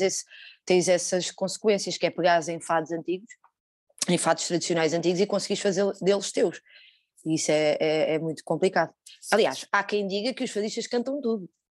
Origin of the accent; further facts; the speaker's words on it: Lisbon, Portugal; eu sou aqui do bairro de Chelas